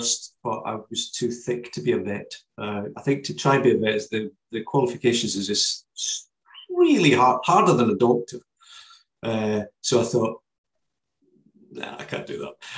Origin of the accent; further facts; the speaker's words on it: Kilsyth, Scotland, United Kingdom; Kilsyth is my hometown, which is where my books are based